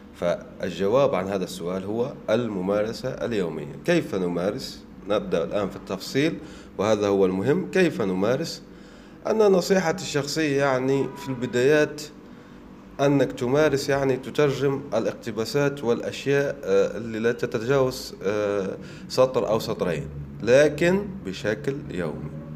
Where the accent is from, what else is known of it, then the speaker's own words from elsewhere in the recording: Oued Souf, El Oued Province, Algeria; من بلدتي من وادي سوف